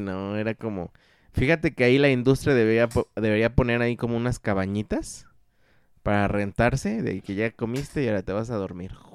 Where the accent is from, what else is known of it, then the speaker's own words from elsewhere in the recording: Cocotitlán, State of Mexico, Mexico; Tierra mía también